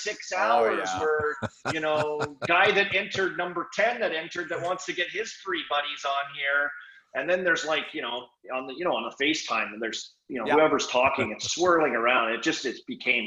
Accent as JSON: {"language": "English", "town": "Saskatoon", "region": "Saskatchewan", "country": "Canada", "tie": "born or raised there", "moved": "yes", "lives_now": "United States", "said": "growing up in Hockey Canada and Saskatoon"}